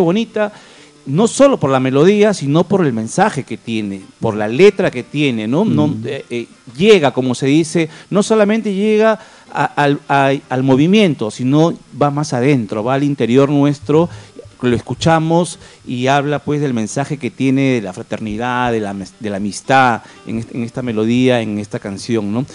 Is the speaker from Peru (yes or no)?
yes; Peru; como peruano